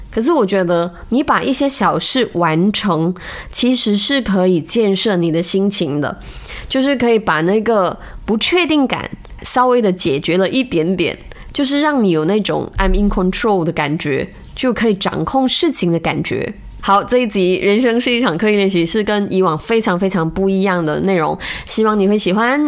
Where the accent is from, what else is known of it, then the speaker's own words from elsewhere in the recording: Malaysia; 我们马来西亚人